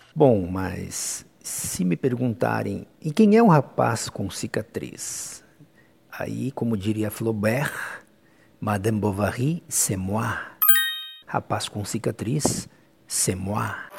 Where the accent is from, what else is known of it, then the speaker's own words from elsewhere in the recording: Fortaleza dos Valos, Rio Grande do Sul, Brazil; also born or lived in Pejuçara, Rio Grande do Sul / Cruz Alta, Rio Grande do Sul; Eu tinha aproximadamente na época 12 anos, portanto passei a minha infância em Fortaleza